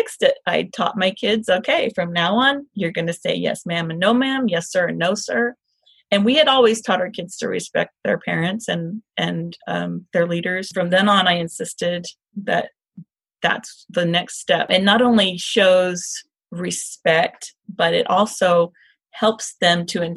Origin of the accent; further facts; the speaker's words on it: the South, United States; moved away; I am from the South